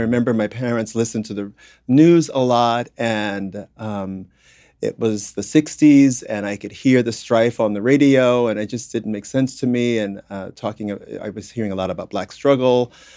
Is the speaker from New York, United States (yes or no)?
yes; New York City, New York, United States; also born or lived in South Bronx; I was, uh, born in the South Bronx, uh, raised in Harlem